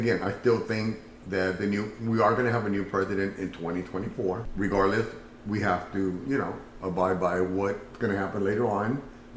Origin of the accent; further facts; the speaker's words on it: California, United States; moved away; I'm from California